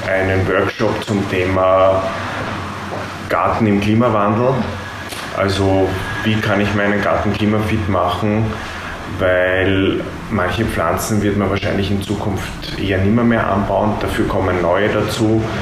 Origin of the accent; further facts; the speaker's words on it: Oberschützen-Willersdorf, Burgenland, Austria; Ja, ich komme da gleich aus der Nachbarschaft praktisch, aus Oberschützen-Willersdorf.